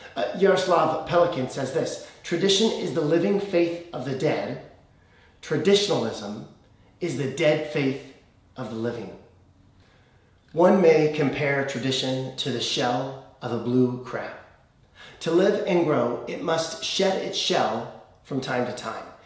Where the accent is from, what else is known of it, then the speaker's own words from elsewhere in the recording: United States; as an American